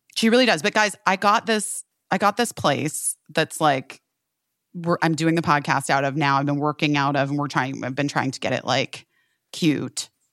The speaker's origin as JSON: {"language": "English", "region": "Arizona", "country": "United States", "tie": "born or raised there", "also_born_or_lived": "Southern California", "moved": "yes", "said": "I grew up in Arizona"}